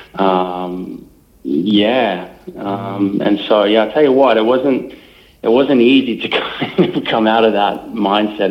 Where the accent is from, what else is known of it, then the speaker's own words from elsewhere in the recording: Melbourne, Victoria, Australia; I was born and bred in Melbourne, right in the heart of Melbourne.